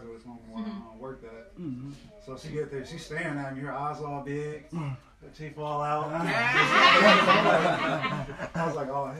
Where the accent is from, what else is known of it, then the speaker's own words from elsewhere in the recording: Rockford, Illinois, United States; I'm from Rockford. That's where, like, I was born.